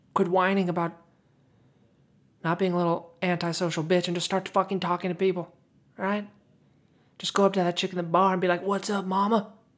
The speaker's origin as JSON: {"language": "English", "country": "United States", "said": "I'm American."}